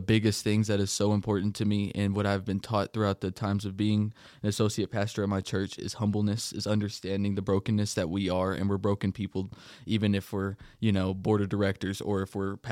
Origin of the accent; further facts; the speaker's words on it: Denver City, Texas, United States; I grew up in Denver City, Texas, a little, little town, about 7,000 people in population.